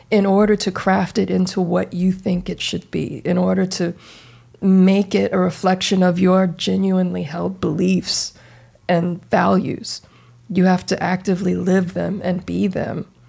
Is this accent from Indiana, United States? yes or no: yes; Indiana, United States; now in California, United States; and I, I didn't come to California until 2005. Like, I, like, I grew up in Indiana.